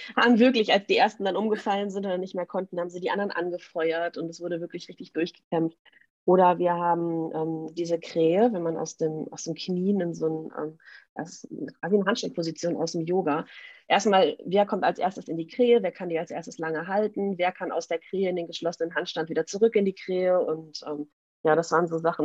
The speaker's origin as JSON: {"language": "German", "town": "Münster", "region": "North Rhine-Westphalia", "country": "Germany", "said": "ich komme aus Münster in Nordrhein-Westfalen"}